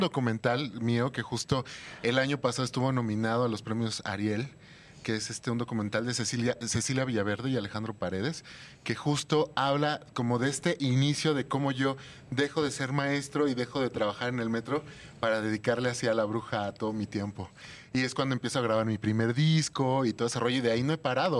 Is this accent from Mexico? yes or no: yes; Mexico City, Mexico; Yo soy de aquí de la Ciudad de México